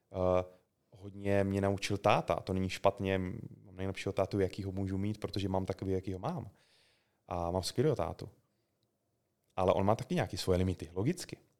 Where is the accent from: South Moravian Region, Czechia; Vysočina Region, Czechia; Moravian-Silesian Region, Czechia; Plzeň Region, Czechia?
South Moravian Region, Czechia; já jsem z Jižní- obyčejný kluk z Jižní Moravy